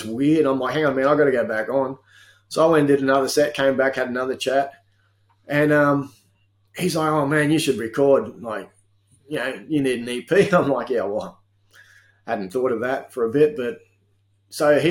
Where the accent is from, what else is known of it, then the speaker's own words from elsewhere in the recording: Victoria, Australia; also born or lived in Adelaide; now in Townsville, Australia; I'm Townsville based these days. Yes. Yeah. Okay. Yeah. I do like the warm weather. Yeah. I grew up in Victoria, and it was too cold.